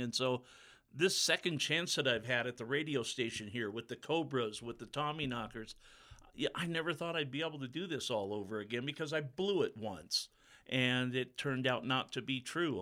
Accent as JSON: {"language": "English", "region": "Pacific Northwest", "country": "United States", "tie": "born or raised there", "moved": "as an adult", "lives_now": "Butte, United States", "said": "born and raised in the Pacific Northwest, lived most of my life there and around it."}